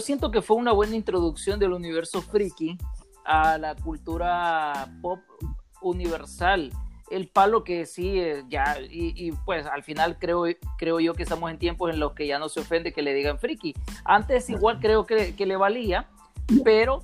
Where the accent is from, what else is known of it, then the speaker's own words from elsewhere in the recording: El Salvador; somos del Salvador